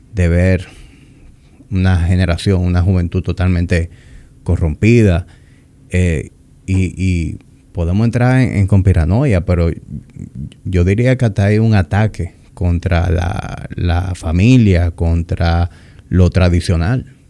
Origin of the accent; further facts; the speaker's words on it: Dominican Republic; accent: Dominican; yo hablo muy dominicano